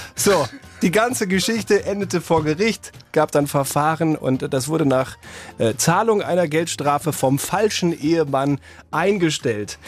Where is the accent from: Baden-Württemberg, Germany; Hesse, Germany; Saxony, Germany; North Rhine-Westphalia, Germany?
North Rhine-Westphalia, Germany; Dortmund; moved away; Da habe ich noch zu Hause äh, in, äh, in Dortmund, in meiner Heimat gewohnt, in der Innenstadt